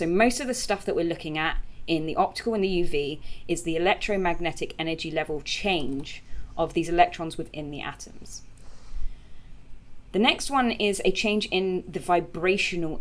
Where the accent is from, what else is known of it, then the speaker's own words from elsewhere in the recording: United Kingdom; we're all British